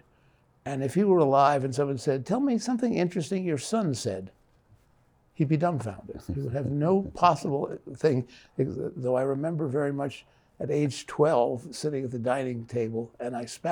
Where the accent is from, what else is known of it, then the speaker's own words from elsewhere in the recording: Midwest, United States; growing up in the Midwest, mostly, we grew up in a world where anywhere between 80 and 90% of the people we knew were Christians.